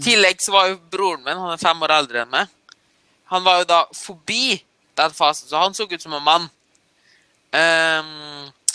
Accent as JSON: {"language": "Norwegian", "country": "Norway", "tie": "born or raised there", "also_born_or_lived": "East Germany", "said": "oppvokst i Norge, da."}